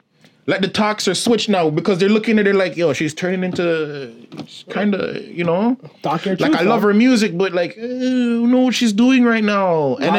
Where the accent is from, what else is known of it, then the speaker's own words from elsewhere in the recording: Jamaica; I'm Jamaican.